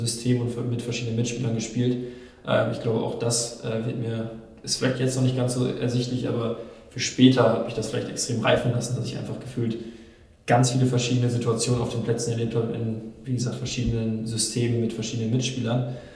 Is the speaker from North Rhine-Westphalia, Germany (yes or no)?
yes; Nordkirchen, North Rhine-Westphalia, Germany; in Nordkirchen, in meiner Heimat